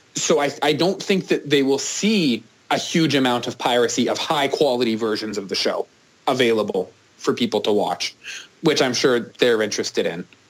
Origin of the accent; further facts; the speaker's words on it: Canada; as a Canadian